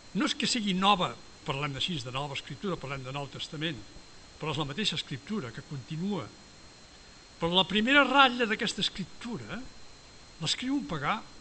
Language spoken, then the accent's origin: Catalan; Esparreguera, Catalonia, Spain